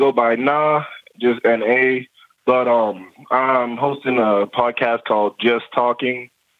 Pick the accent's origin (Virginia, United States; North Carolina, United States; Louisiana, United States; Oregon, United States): Virginia, United States; Woodbridge; also born or lived in Ghana; I'm from Virginia, Woodbridge, Virginia.